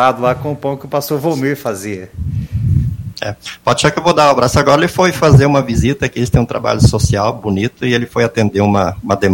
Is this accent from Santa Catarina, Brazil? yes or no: yes; Santa Catarina, Brazil; em Santa Catarina, onde eu nasci e me criei, a gente estava plantando é, é, é pinhão, né, fazendo uma plantação de araucárias.